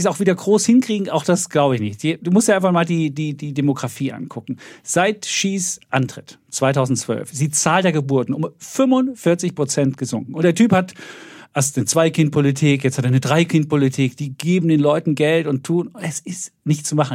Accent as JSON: {"language": "German", "region": "East Germany", "country": "Germany", "said": "als Ossi"}